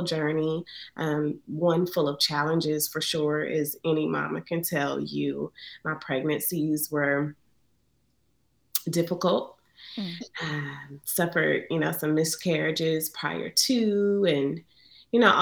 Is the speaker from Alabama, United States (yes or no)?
yes; Montgomery, Alabama, United States; I'm born and raised in Montgomery, Alabama